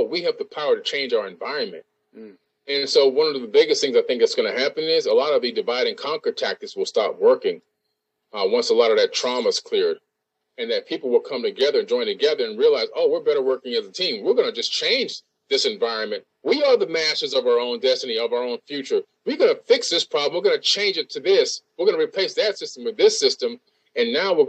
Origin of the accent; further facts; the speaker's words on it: Boca Raton, Florida, United States; I'm from Boca Raton, Florida